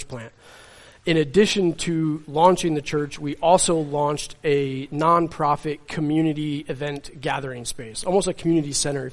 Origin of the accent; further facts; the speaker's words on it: Middleburgh, New York, United States; moved away as an adult; now in North Adams, United States; I'm a Catskill boy. I grew up in Middleburg, New York, which is where my parents still live now.